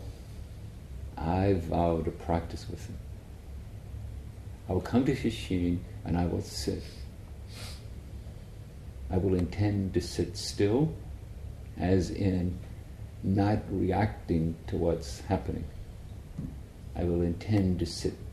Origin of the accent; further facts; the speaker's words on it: Ireland; where I grew up in Ireland